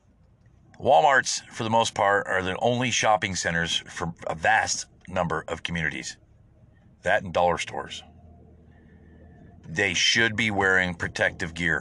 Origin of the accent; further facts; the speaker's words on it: United States; I am is an American